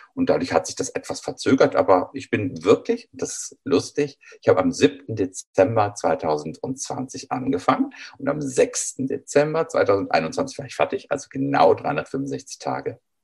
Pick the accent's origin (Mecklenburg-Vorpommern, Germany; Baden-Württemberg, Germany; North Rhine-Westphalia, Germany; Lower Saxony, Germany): North Rhine-Westphalia, Germany; Düsseldorf; Ich selber bin in einer Straßenbahnstadt in Düsseldorf groß geworden